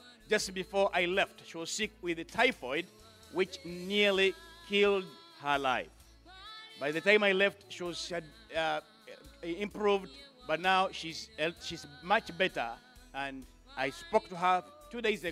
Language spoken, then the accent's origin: English; Mbale, Eastern Region, Uganda; I come from Mbale. Mbale is 4 hours from Entebbe or 4 hours from Kampala. East of Kampala, that is where I come from.